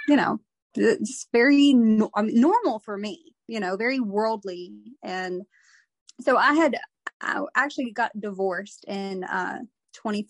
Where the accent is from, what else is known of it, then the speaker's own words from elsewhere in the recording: Texas, United States; I'm from Texas.